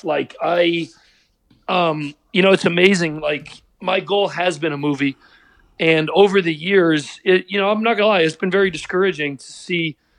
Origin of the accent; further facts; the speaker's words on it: Pittsburgh, Pennsylvania, United States; I'm from Pittsburgh